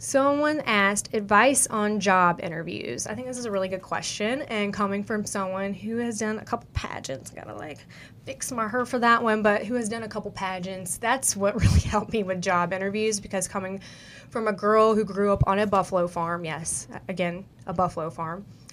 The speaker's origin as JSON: {"language": "English", "region": "the South", "country": "United States", "accent": "country", "said": "I'm from the South"}